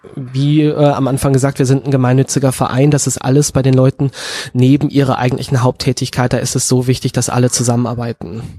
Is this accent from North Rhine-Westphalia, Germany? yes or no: yes; Münsterland, North Rhine-Westphalia, Germany; ich bin in Münzland aufgewachsen